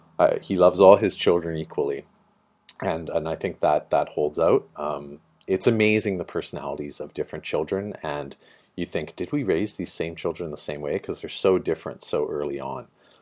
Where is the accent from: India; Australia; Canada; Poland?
Canada; northern British Columbia; moved away as an adult; also born or lived in Vancouver / Dublin / Toronto; So born and raised in northern British Columbia. Spent some time in Vancouver.